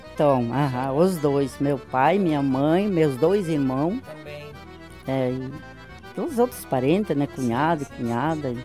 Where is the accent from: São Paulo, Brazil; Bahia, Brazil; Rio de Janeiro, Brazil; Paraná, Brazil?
Paraná, Brazil; São Brás; also born or lived in Ponte Serrada, Santa Catarina; Eu tinha cinco anos, faz 69 anos que nós viemos de, de Santa Catarina pro Paraná, e daqui nós não saímos.